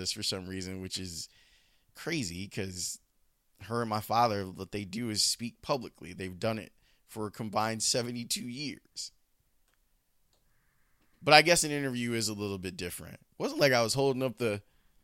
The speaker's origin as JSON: {"language": "English", "town": "Chicago", "region": "Illinois", "country": "United States", "tie": "born or raised there", "also_born_or_lived": "Homewood, Illinois", "said": "it broke my heart when we moved from Roseland to Homewood"}